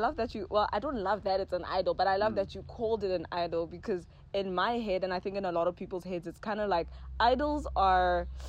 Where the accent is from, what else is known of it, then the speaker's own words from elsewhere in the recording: Pretoria, Gauteng, South Africa; I'm from Pretoria, ne?